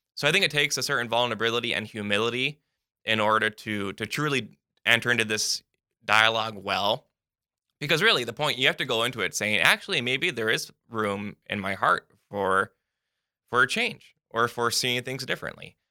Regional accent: United States; being an American

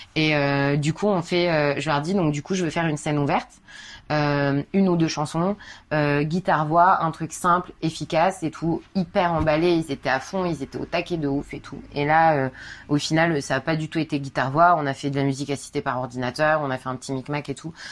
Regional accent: Paris, Île-de-France, France; je suis parisienne

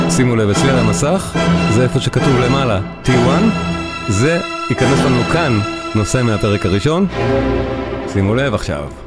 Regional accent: Israel

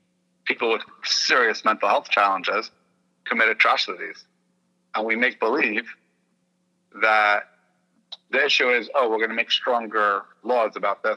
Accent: New York City, New York, United States; also born or lived in Indiana / Texas; I am from Brooklyn, New York, and I spend time in Indiana and Texas

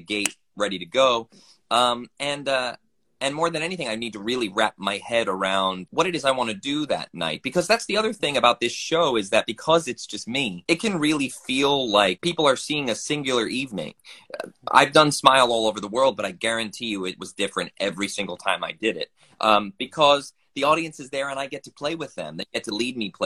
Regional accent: New Jersey, United States; moved away as an adult; now in Philadelphia, United States; I grew up in North Jersey

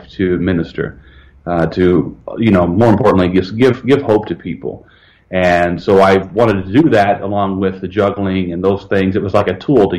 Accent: Evansville, Indiana, United States; I was born in Evansville, Indiana, southern Indiana

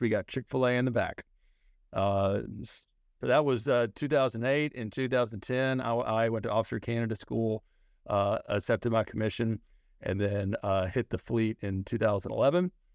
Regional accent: Scott, Arkansas, United States; moved away; I grew up in Leno County in a little town called Scott

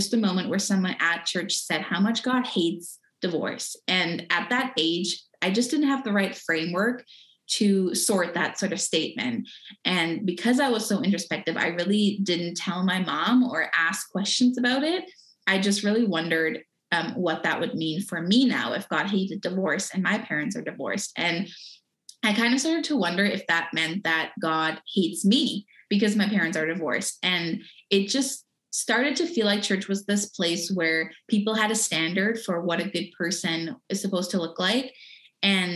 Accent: Germany; I was born and raised in Germany

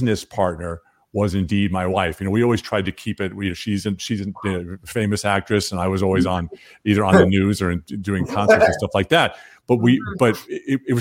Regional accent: Long Island, New York, United States; I was born on Long Island, but the whole several generations of my families are farmers in North Carolina

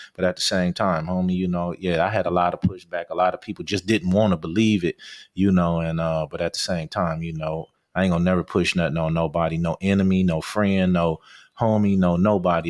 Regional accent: Compton, California, United States; I'm from East Side Compton

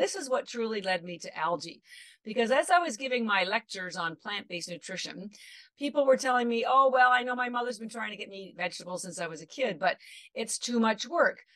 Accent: Canada; now in Boston, United States; I live in Boston, but I'm actually Canadian

